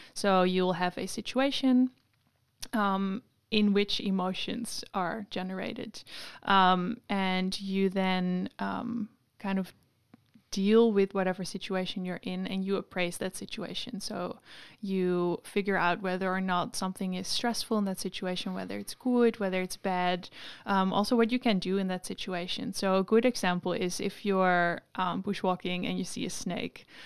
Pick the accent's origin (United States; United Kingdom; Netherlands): Netherlands; Amsterdam, North Holland; moved away as an adult; now in Sydney, Australia; I'm from Amsterdam